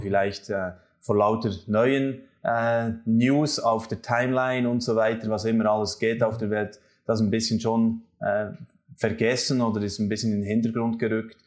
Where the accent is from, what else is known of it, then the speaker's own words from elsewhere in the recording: Switzerland; zwei Schweizer